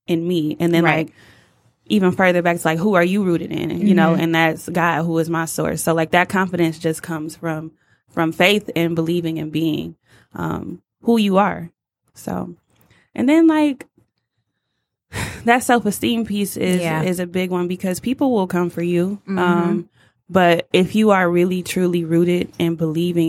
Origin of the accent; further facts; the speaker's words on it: Detroit, Michigan, United States; we're from Motown